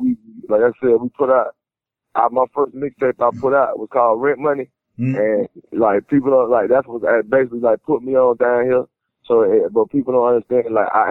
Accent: Miami, Florida, United States; I'm from the Red. It's just it's a neighborhood in Miami, but I'm from the southern part of Miami

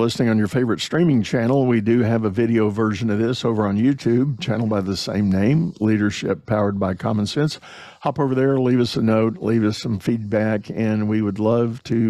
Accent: Texas, United States; myself being a Texan

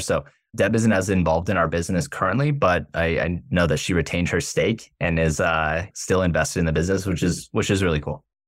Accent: South Florida, United States; we're born and raised in South Florida

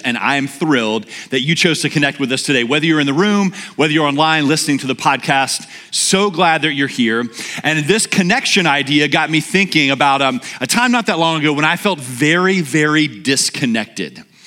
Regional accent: Louisiana, United States; moved away; I'm from Louisiana where we call roadkill like lunch

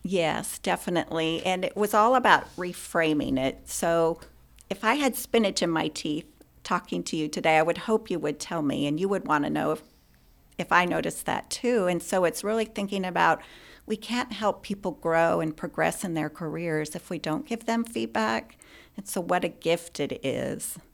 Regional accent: Spokane, Washington, United States; moved away as an adult; also born or lived in Klamath Falls, Oregon / Wyoming / Louisiana / Texas; grew up in Oregon and Washington, and primarily grew up in Spokane, Washington.

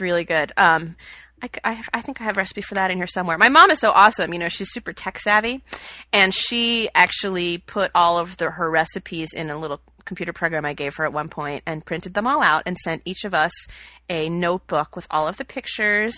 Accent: Atlanta, Georgia, United States; now in Chicago, United States; my family traditions that I grew up with in Atlanta

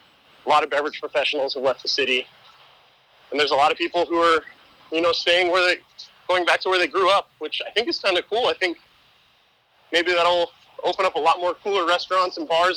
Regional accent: Arizona, United States; also born or lived in Manhattan, New York; now in New York City, United States; both Hannah and I are from the Southwest, so she's from Southern California and I'm from Arizona.

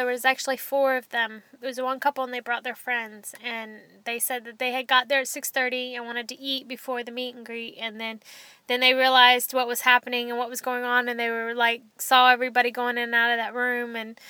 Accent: Dallas, Texas, United States; We don't live in Dallas. We're from Dallas.

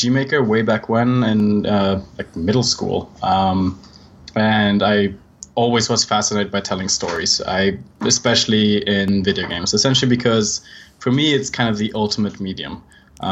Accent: Switzerland; accent: Swiss; I'm actually Swiss, which you can probably tell by my accent.

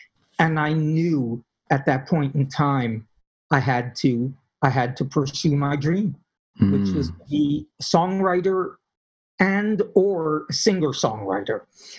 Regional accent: Philadelphia, Pennsylvania, United States; I came from Philadelphia, where there was no doubt if you were in a ghetto, if you were in a really dangerous area, you knew it.

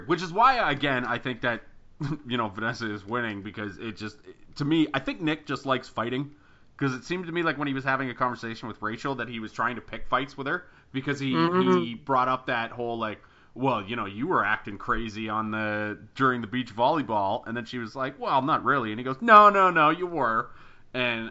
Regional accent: Canada; super Canadian

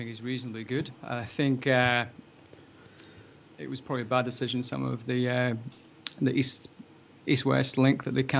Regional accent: Scotland, United Kingdom; now in Australia; I'm Scottish

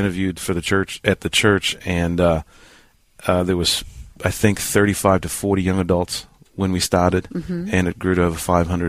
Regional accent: New Zealand; born or raised there; moved away as an adult; also born or lived in Lima, New York / New York City; now in Lancaster, United States

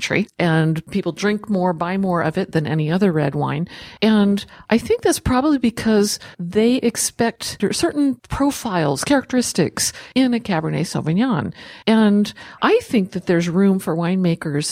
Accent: the South, United States; moved away; I grew up partly in the South.

